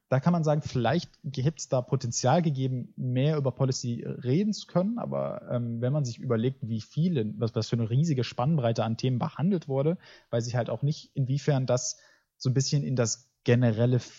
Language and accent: German; United States; born there; German is a second language; ich bin in Amerika geboren, aber meine Mutter war, hatte keine Dokumente und wurde deswegen des Landes verwiesen.